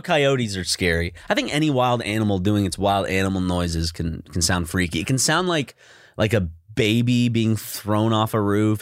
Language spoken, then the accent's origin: English; South Carolina, United States; growing up in South Carolina